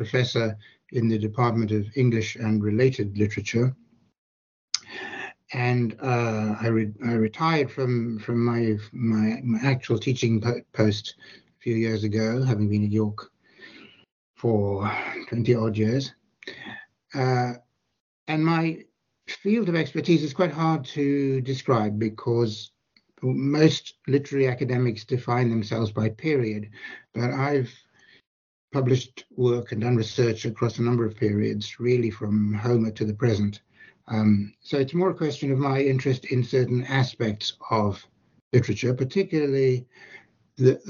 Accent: South Africa; I grew up in South Africa

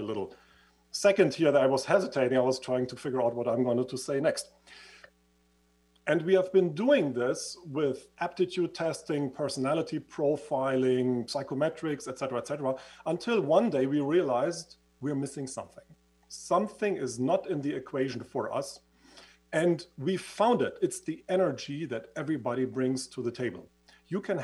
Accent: Switzerland; accent: Swiss; moved away; as you can hear from my accent, I used to live in Switzerland. I was studying in Switzerland

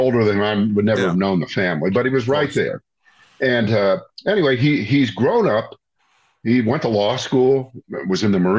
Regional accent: Ohio, United States; moved away as an adult; now in North Carolina, United States; I'm from Ohio and I've lived here for 35 years, so I know both states, I guess, fairly well

